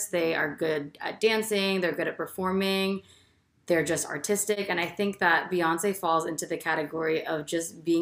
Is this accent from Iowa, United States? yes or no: no; New Jersey, United States; I'm from New Jersey